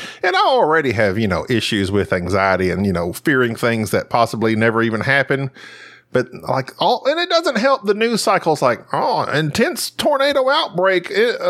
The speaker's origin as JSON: {"language": "English", "town": "Paris", "region": "Texas", "country": "United States", "tie": "born or raised there"}